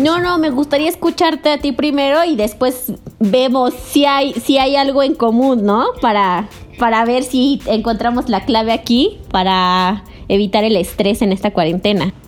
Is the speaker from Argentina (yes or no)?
no; Puebla, Mexico; moved away; also born or lived in Yucatán; soy del estado de Puebla y pues en este momento me encuentro aquí